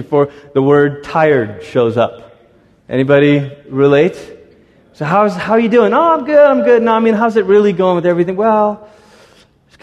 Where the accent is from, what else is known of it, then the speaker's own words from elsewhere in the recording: Malaysia; moved away; also born or lived in Portland, Oregon, United States; My parents, our whole family, we moved from Malaysia to America, and we were coming to Portland, Oregon.